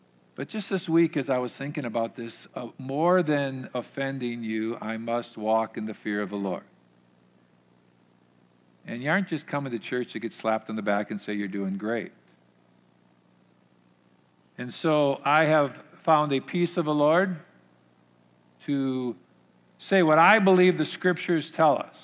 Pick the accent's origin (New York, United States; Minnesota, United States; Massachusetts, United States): Minnesota, United States; I grew up here in Minnesota, in the Minnesota culture